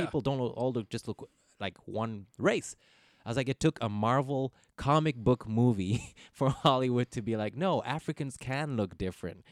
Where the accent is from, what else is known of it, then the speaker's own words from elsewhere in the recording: Ethiopia; first language English; also born or lived in Netherlands; now in Los Angeles, United States; I speak Ethiopian. I'm Harek because I grew up in Ethiopia.